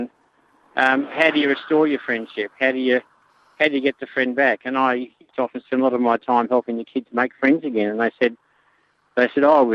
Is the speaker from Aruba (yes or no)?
no; Bankstown, New South Wales, Australia; now in Melbourne, Australia; I was born in Bankstown